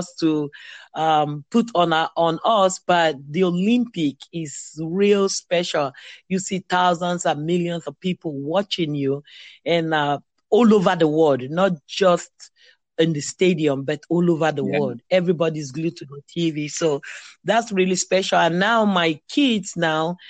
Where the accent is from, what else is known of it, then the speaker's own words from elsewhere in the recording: Nigeria; moved away as an adult; now in Virginia Beach, United States; I was born in Nigeria, played for so many clubs in Nigeria, and then came to the United States.